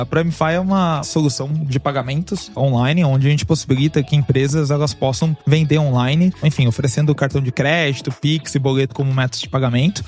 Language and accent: Portuguese; Brazil; moved away as an adult; also born or lived in Canada; Morava no Brasil, mas eu saí do Brasil já faz 10 anos